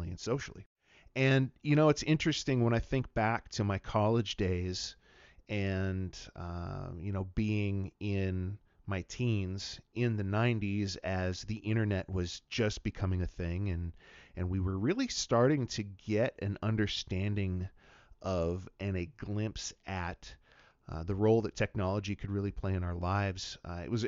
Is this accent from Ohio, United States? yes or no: no; Wenatchee, Washington, United States; moved away as an adult; now in Missoula, United States; I'm a native of Washington State, born and raised in Wenatchee, Washington, the apple capital of the world.